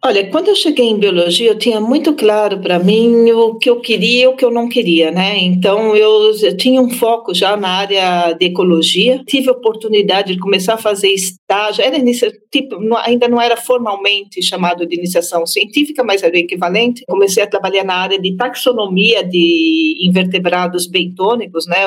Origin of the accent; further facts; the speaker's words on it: São Paulo, Brazil; moved away as an adult; also born or lived in Canada; eu sou nascida em São Paulo, na cidade de São Paulo, mas eu passei uma parte da minha vida no Canadá e em alguns outros países também